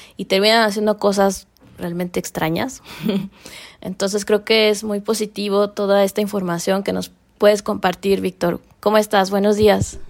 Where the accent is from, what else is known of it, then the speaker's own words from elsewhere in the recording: Mexico; aquí en México